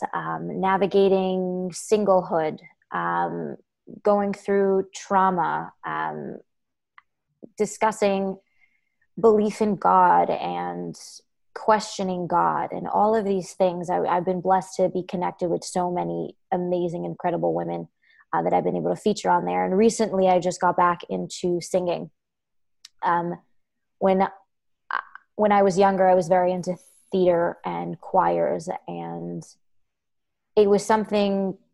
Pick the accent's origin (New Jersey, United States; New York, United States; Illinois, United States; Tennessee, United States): New York, United States; New York City; moved away as an adult; also born or lived in West Coast; as a Brooklyn girl